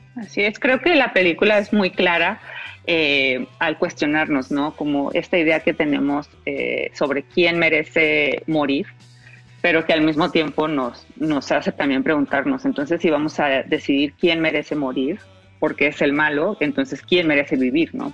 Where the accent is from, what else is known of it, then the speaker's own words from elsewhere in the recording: Mexico; yo como mexicana